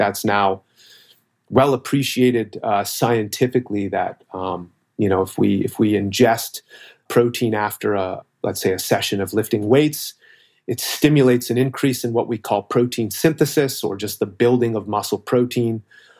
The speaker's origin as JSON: {"language": "English", "town": "Toronto", "region": "Ontario", "country": "Canada", "said": "Okay, so I'm originally from Toronto, Ontario, so Canadian, as you said."}